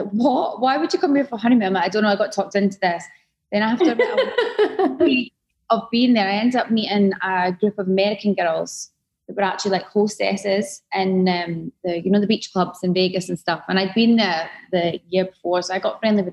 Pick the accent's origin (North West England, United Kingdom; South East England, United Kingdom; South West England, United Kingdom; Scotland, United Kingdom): Scotland, United Kingdom; Dundee; moved away as an adult; now in Dubai, United Arab Emirates; I'm from Dundee in Scotland. So I came to Dubai when I was only 21.